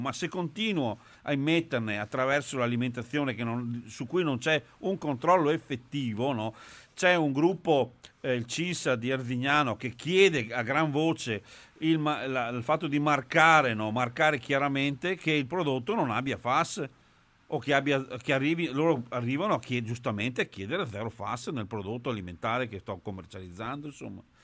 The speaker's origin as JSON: {"language": "Italian", "town": "Trissino", "region": "Veneto", "country": "Italy", "said": "io sono di Trissino"}